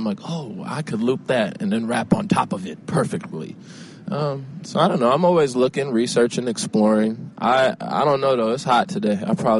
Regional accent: Chicago, Illinois, United States; my hometown, Chicago, is, like, always...

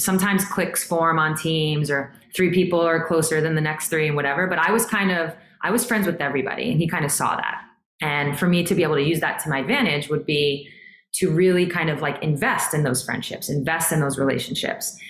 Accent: New York, United States; I'm from New York

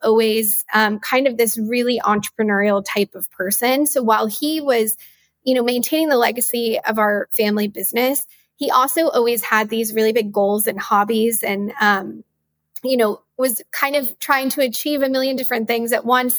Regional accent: West Texas, United States; I grew up in West Texas

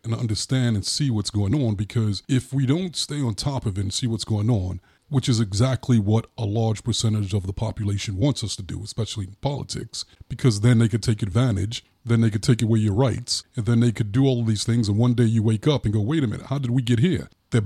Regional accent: New York, United States; I'm from New York. So the Republicans had more of a perspective like, let's go get them.

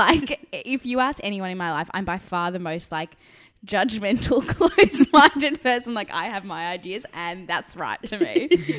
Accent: South Africa; now in Australia; So, as I said, I immigrated from South Africa. So my parents were never brought up with Neighbours.

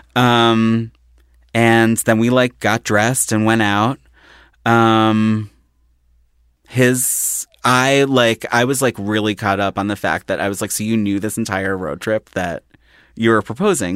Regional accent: Philadelphia, Pennsylvania, United States; moved away; I'm from Philly, like Center City border of South Philly. And there was a restaurant growing up called Judy's.

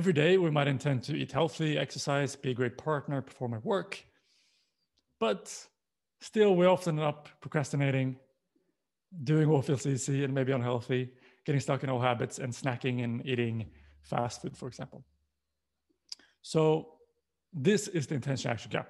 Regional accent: Sweden; moved away; I'm born and raised in Sweden, but I've lived and worked in pretty much most continents

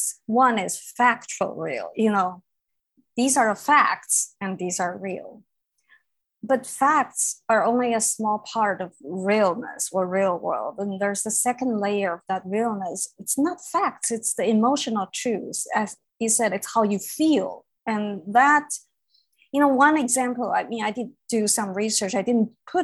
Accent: Beijing, China; moved away; I grew up in Beijing

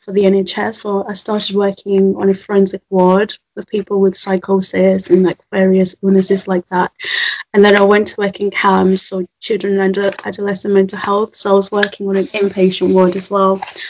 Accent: Zimbabwe; also born or lived in Birmingham; now in England; I was born in Zimbabwe, which is a country in the south of Africa, but I've lived in England for 15 years, so I think of myself as very northern as well as African

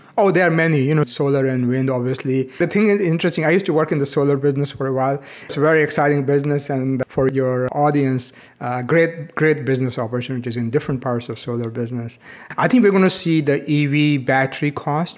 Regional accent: India; moved away; When I was growing up in India

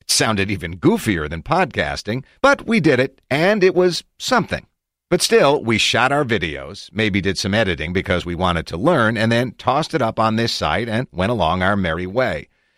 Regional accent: Philadelphia, Pennsylvania, United States; I'm from Philly, basically as far away from Silicon Valley as you can be in mind and spirit.

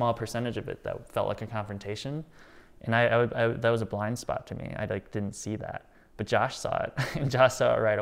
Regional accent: Rockford, Illinois, United States; I was from Rockford

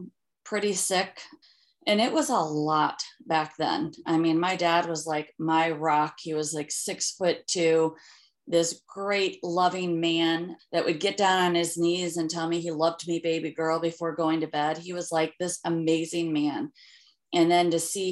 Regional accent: St. Charles, Missouri, United States; I grew up in St. Charles, where I'm back.

